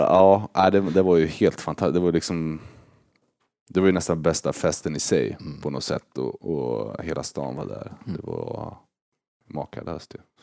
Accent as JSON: {"language": "Swedish", "town": "Örebro", "region": "Örebro County", "country": "Sweden", "tie": "born or raised there", "moved": "as an adult", "lives_now": "St. Louis, United States", "said": "Örebro är ju liksom hemma"}